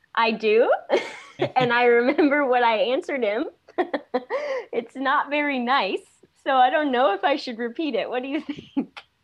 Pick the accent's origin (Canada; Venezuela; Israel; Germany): Canada; St. Catharines, Ontario; I was born in St. Catharines, Ontario, a city that's about 10 minutes, I guess, from Niagara Falls